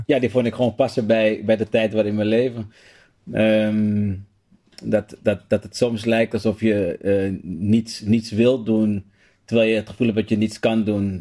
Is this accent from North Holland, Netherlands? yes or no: yes; Amsterdam, North Holland, Netherlands; Ik ben opgegroeid in Amsterdam Zuidoost. Um, Holendrecht om precies te zijn.